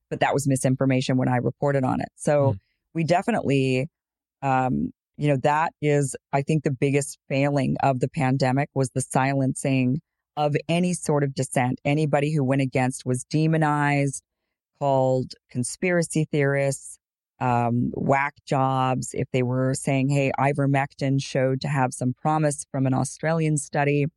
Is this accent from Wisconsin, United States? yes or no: no; Boise, Idaho, United States; I'm from Boise, Idaho, grew up, and it's pretty predominantly white